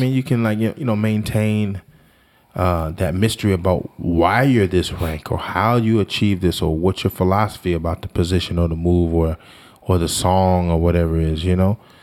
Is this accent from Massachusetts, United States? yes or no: no; Washington, District of Columbia, United States; now in New Jersey, United States; I'm from Washington, D C